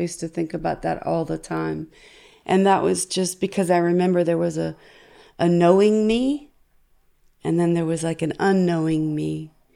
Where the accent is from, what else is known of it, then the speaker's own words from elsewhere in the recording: United States; as an American